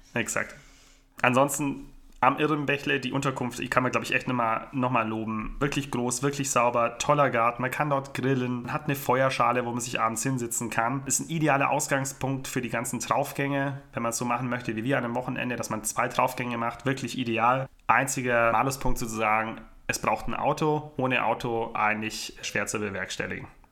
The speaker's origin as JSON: {"language": "German", "town": "Ravensburg", "region": "Baden-Württemberg", "country": "Germany", "tie": "born or raised there", "said": "bei uns in meiner Heimat in Ravensburg."}